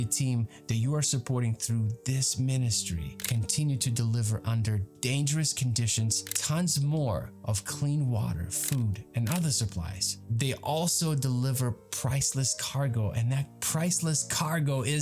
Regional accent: Ukraine; now in United States; my home country of Ukraine

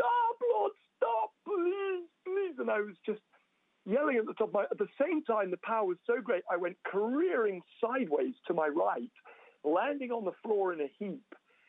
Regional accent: England, United Kingdom; moved away as an adult; now in Toronto, Canada; We are English, you know, and we were living our lives in England.

